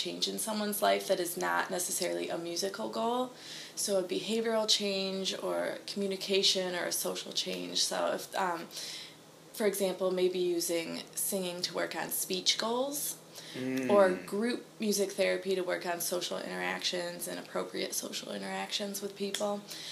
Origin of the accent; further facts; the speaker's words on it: Hornell, New York, United States; moved away as an adult; also born or lived in Rochester, New York; now in Nashville, United States; I'm from Hornell, New York, which is about an hour south of Rochester.